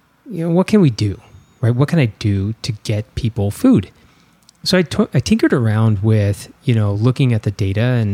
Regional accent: Bloomington, Illinois, United States; also born or lived in Peoria, Illinois; I was born in Peoria, Illinois, and I was raised in Bloomington

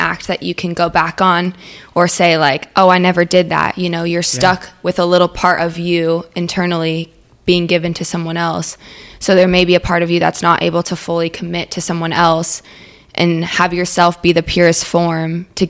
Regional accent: California, United States; moved away; I'm 20 years old. I'm originally from California, kind of moved around a lot, and just moved down to South Florida a couple weeks ago

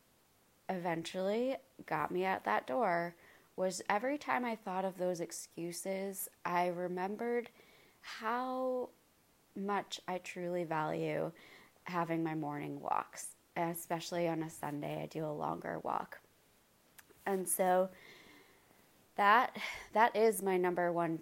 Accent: Maine, United States; now in North Carolina, United States; I am from Maine

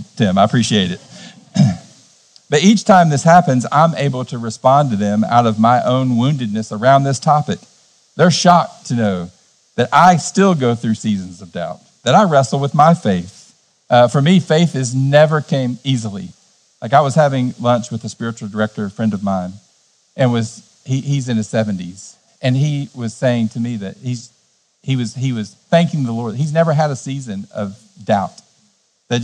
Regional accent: Cleveland, Tennessee, United States; In my hometown, Cleveland, Tennessee, we're in the buckle of the Bible Belt

